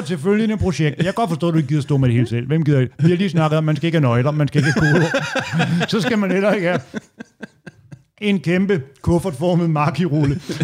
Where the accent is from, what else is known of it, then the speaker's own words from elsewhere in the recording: Hørsholm, Capital Region of Denmark, Denmark; der, hvor min mor bor i Ådalsparken, hvor jeg voksede op